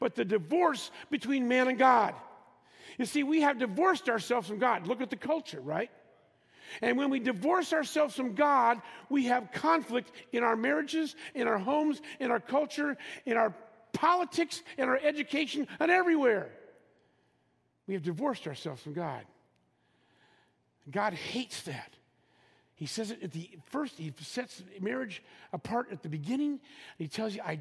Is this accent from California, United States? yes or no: yes; Los Angeles, California, United States; I'm from Los Angeles